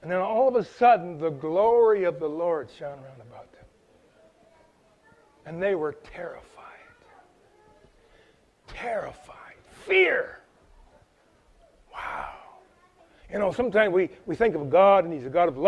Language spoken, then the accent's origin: English; Chatham, Ontario, Canada; moved away; I'm here from Chatham, Ontario, so I'm like 2,500 miles away from my place of origin